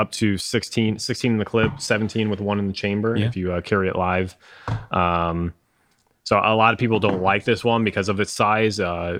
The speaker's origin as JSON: {"language": "English", "town": "Miami", "region": "Florida", "country": "United States", "moved": "yes", "lives_now": "Texas, United States", "said": "I'm from Dade County, baby."}